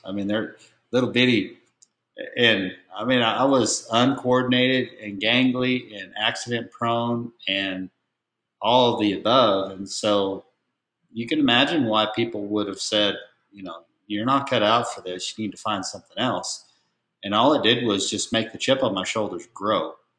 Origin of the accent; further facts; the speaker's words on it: Oregon, United States; moved away as an adult; also born or lived in Portland, Oregon / Terrebonne, Oregon / Redmond, Oregon; now in Texas, United States; I was born in Portland, Oregon, and uh, both of my parents trained and showed cutting horses